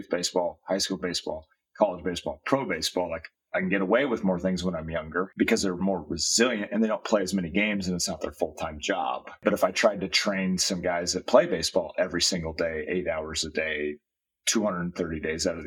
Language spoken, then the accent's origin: English; Iowa, United States; now in Southern California, United States; I grew up in Iowa